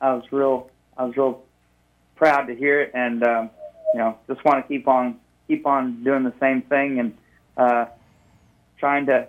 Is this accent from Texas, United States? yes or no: yes; Beasley, Texas, United States; I grew up southwest of Richmond, Rosenberg, going 59 south.